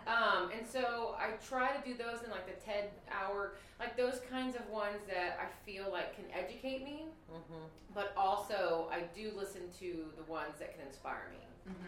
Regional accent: Houston, Texas, United States; And it was not, I was from Houston.

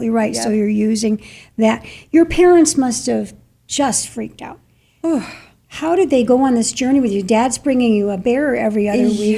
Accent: New York, United States; I'm a New Yorker behind the car wheel

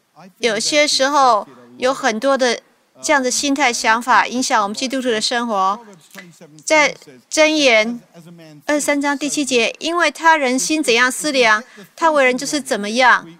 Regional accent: United Kingdom; Chinese is a second language; now in United States; 我是英国人，住在美国，有一些差异呢，我必须要特别为你们解释。

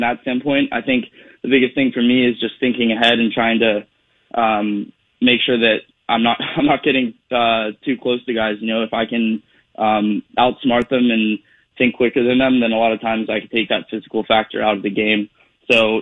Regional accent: Pittsburgh, Pennsylvania, United States; I landed here in Pittsburgh. You know, to be able to do it in my hometown

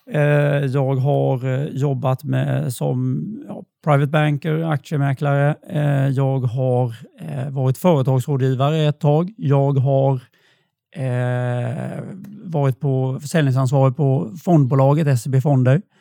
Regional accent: Blekinge, Sweden; accent: Blekinge dialect; Och när man pratar med stockholmare så tycker ju de att jag pratar eh, Blekingemål.

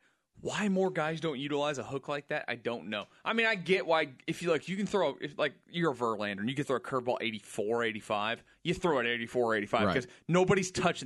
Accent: Jersey Village, Texas, United States; I was at my 10-year high school reunion for Jersey Village class of 09.

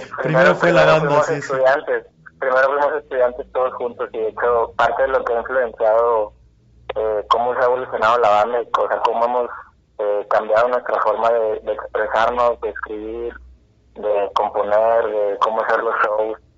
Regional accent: Monterrey, Nuevo León, Mexico; todos somos de, acá, de Monterrey, de diferentes municipios

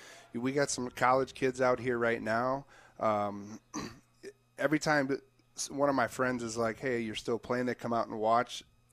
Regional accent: Milwaukee, Wisconsin, United States; we both grew up in Milwaukee.

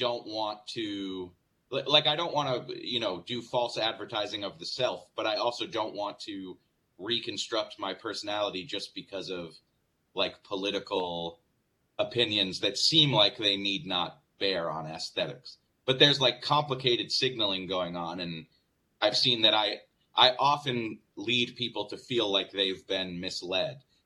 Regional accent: Northeast, United States; I'm from the Northeast

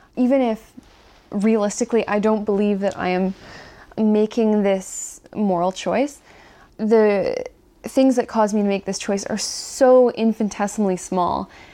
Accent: Ontario, Canada; I am from Ontario, and I was raised in a family

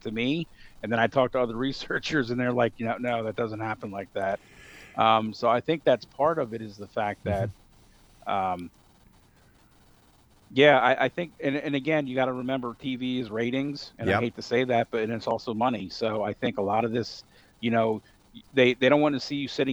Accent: Northern Virginia, United States; also born or lived in Evanston, Illinois; my house that I grew up in Northern Virginia

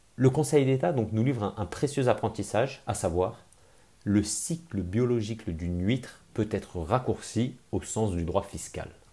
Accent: Grenoble, Auvergne-Rhône-Alpes, France; je suis grenoblois

